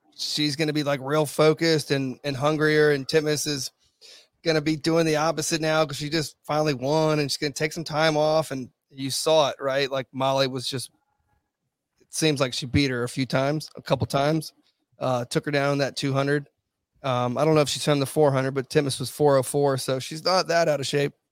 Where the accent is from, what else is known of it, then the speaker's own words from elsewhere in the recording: Virginia, United States; I'm from Virginia, I'm in Virginia Beach